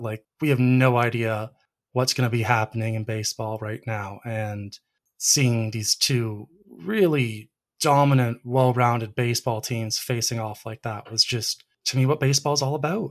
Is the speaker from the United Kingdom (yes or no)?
no; Canada; as a Canadian and a, a big Blue Jays fan